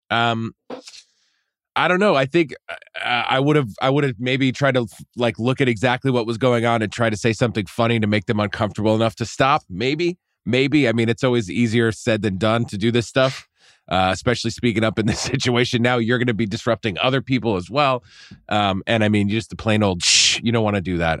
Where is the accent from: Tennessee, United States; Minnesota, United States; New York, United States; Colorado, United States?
New York, United States; Poughkeepsie; moved away; your college town is my hometown